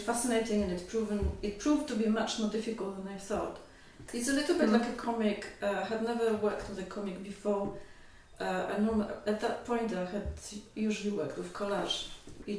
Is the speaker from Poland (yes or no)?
yes; Poland; English is a second language; moved away as an adult; also born or lived in London; I didn't study art in Poland. I studied English philology. And then I found myself, you know, in Poland, in Krakow in the 90s, facing a future as an English teacher